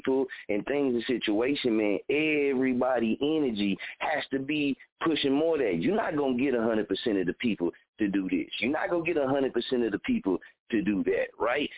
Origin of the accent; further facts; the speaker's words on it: Muskogee, Oklahoma, United States; this is my hometown